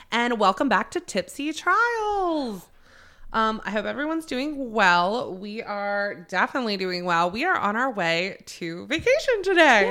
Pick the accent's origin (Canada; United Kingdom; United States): United States; North Carolina; also born or lived in Maryland; I was born in Maryland. I have spent my entire adult life, starting from, like, eleven year old, eleven years old to now in North Carolina.